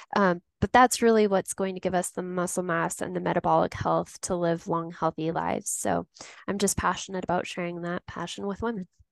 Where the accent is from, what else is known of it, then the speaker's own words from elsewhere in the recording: Tucson, Arizona, United States; now in Denver, United States; growing up in Tucson, Arizona. Since then, I've made my way over to Denver, Colorado